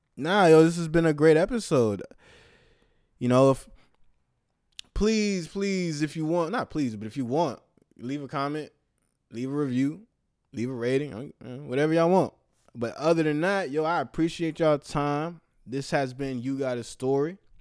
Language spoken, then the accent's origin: English; the Bay Area, California, United States; my hometown, the Bay Area